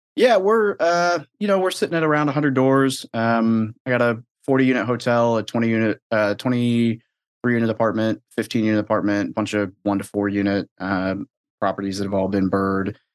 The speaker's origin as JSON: {"language": "English", "region": "Arkansas", "country": "United States", "tie": "born or raised there", "also_born_or_lived": "Northern California", "moved": "as an adult", "said": "I was born in NorCal, but I, I grew up in Arkansas for the most part."}